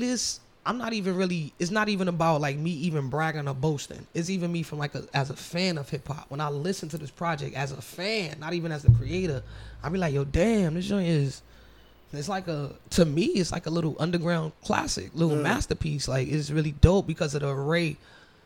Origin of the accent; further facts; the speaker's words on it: New York City, New York, United States; also born or lived in Manhattan; I'm from the Bronx, New York. I reside not too far. You know, born and raised. Actually, was born in Manhattan